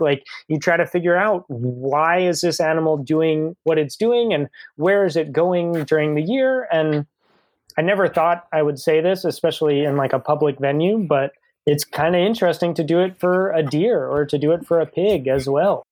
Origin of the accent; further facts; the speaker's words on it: New Jersey, United States; the town that I grew up in in New Jersey